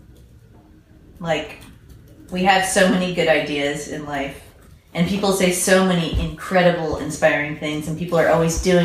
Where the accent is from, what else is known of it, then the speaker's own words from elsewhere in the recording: United States; now in England; I'm American